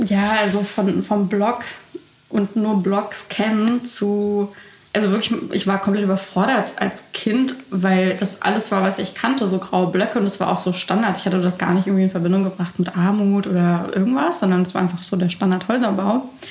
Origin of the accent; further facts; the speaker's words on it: Baden-Württemberg, Germany; also born or lived in Bucharest, Romania; ich bin ja eigentlich in Bukarest geboren und habe da ein paar Jahre gelebt. Und dann wurde ich in so ein absolutes Dorf gesteckt nach Baden-Württemberg